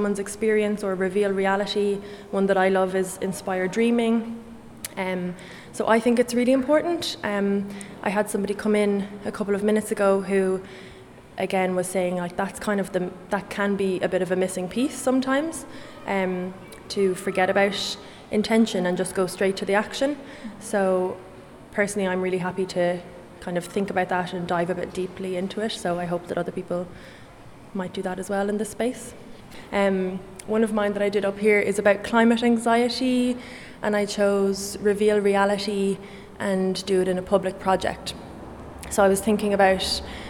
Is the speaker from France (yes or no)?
no; Kilkenny, Leinster, Ireland; I'm an artist from Kilkenny